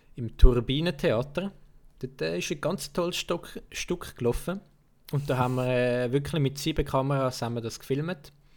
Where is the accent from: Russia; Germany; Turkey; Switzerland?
Switzerland; accent: Swiss Standard German; ich habe normalerweise rede immer so das Schweizer Hochdeutsch